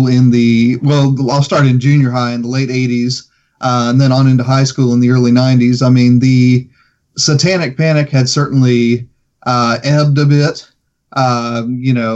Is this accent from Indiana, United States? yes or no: yes; Plainfield, Indiana, United States; now in Georgia, United States; my hometown of Plainfield